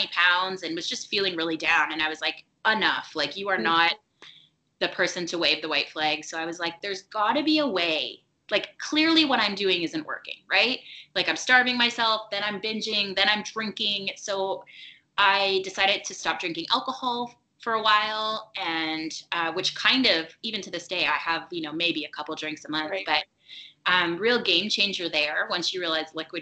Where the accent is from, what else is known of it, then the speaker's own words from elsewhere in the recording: Toronto, Ontario, Canada; my hometown of Toronto